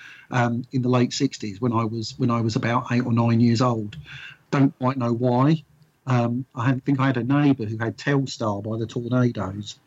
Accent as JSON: {"language": "English", "town": "Luton", "region": "East of England", "country": "United Kingdom", "tie": "born or raised there", "said": "We grew up in Luton. We were working class boys who met in the pub"}